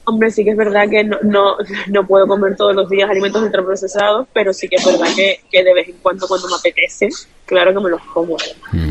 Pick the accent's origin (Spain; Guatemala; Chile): Spain; Canary Islands; como buena canaria